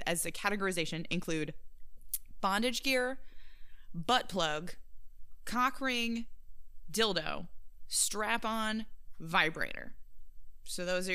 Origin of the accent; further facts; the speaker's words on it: Nebraska, United States; moved away; my home state